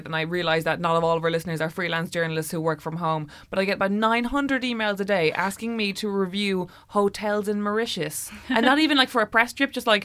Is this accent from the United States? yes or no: no; Ireland; I'm middle class, but from Ireland